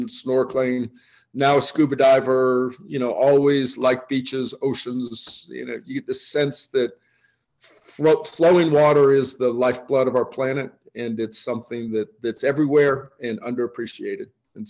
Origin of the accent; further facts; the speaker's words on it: Oakland, California, United States; born there; also born or lived in Boston / Kansas / Michigan / Illinois; Complicated story. University of Michigan in college, born in Oakland, California. My dad was an odd combination of a naval officer and a Pacific Islands anthropologist. So I bounced around, Boston, Kansas, California, Michigan, Illinois